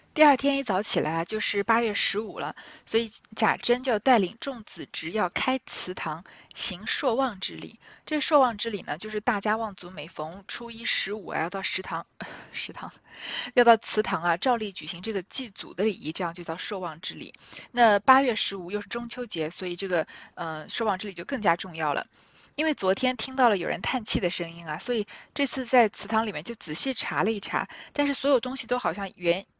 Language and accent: Chinese; China; 我们中国人